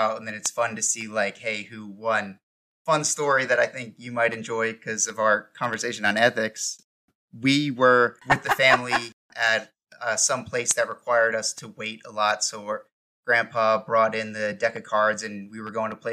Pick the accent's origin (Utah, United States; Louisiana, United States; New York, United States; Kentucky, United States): New York, United States; moved away; also born or lived in Georgia; growing up in New York, there was a lot of home games with the high school buddies, and poker was already a common thing for Long Islanders